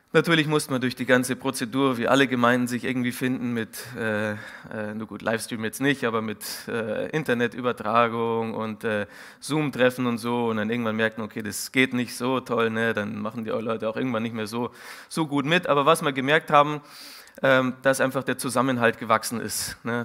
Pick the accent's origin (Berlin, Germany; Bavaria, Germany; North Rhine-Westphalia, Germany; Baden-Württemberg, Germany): Bavaria, Germany; Munich; moved away; also born or lived in Siegen; ich bin ursprünglich aus dem Münchner Norden